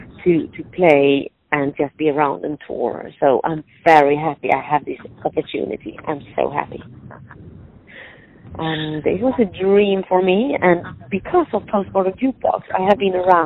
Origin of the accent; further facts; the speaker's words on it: Sweden; moved away as an adult; now in Cupertino, United States; originally I'm from Sweden and we are not overfed with sunshine